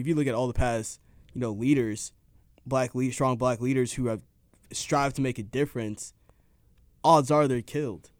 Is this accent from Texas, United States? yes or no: yes; suburb outside of Dallas, Texas, United States; I'm from a suburb outside of Dallas. And at the first neighborhood I lived